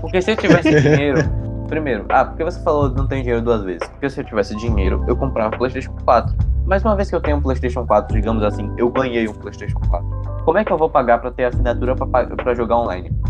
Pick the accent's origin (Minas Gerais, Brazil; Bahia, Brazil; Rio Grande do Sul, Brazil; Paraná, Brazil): Bahia, Brazil; Amargosa; minha cidade natal